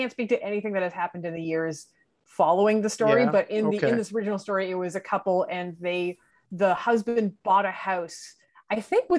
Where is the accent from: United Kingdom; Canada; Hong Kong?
Canada; Northern Ontario; moved away as an adult; I've been here for about 16 years now. I'm originally from Northern Ontario.